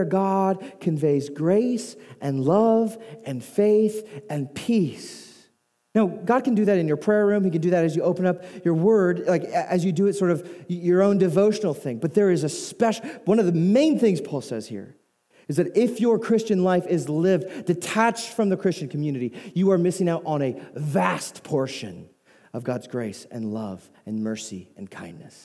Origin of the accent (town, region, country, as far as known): United States